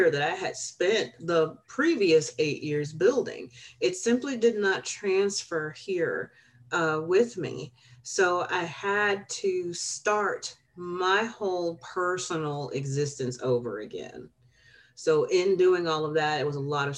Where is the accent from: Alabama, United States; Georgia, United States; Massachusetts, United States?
Alabama, United States; moved away; also born or lived in Chicago, Illinois / Peoria; I was born in Chicago, but I was raised in Alabama.